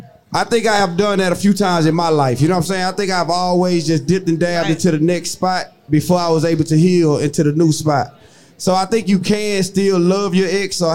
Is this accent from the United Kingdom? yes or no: no; Texas, United States; I'm from Checkerhole, Texas